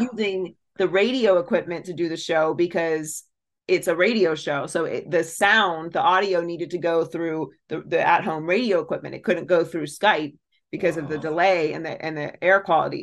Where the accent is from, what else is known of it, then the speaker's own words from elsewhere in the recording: Pittsburgh, Pennsylvania, United States; I grew up in Pittsburgh.